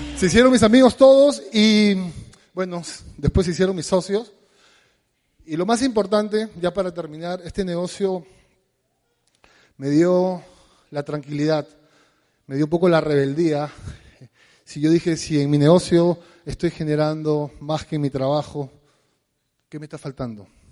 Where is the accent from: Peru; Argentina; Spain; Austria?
Peru; Lima; somos de San Martín de Porres